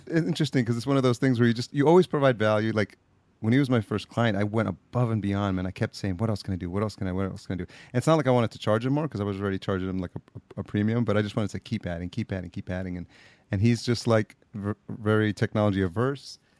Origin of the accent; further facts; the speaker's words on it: Yonkers, New York, United States; also born or lived in El Salvador; just outside New York City, Yonkers, New York, oh, is oh, yeah. where uh, I was raised up and uh, went to school.